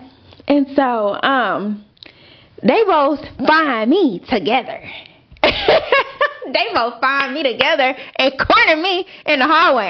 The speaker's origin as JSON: {"language": "English", "town": "Austin", "region": "Texas", "country": "United States", "tie": "born or raised there", "moved": "as an adult", "lives_now": "Dallas, United States", "said": "I'm from Austin"}